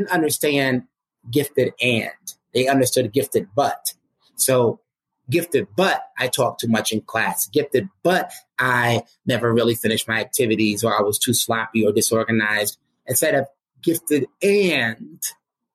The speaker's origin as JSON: {"language": "English", "town": "New York City", "region": "New York", "country": "United States", "tie": "born or raised there", "said": "growing up in the United States in Brooklyn, New York"}